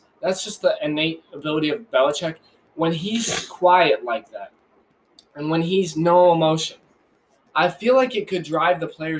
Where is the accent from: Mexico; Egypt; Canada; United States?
United States; Michigan; we're from Michigan